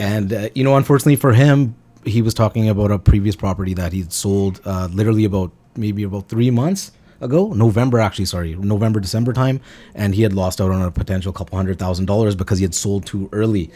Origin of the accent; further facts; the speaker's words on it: Quesnel, British Columbia, Canada; now in Surrey, Canada; was born and raised in Cornell, British Columbia, and we moved out here in the early two thousands